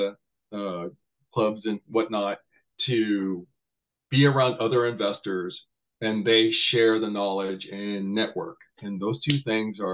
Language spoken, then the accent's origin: English; San Jose, California, United States; I grew up in Willow Glen off of Minnesota. Newport Avenues, that little corner house right there, and went to Willow Glen, everything from elementary all the way to high school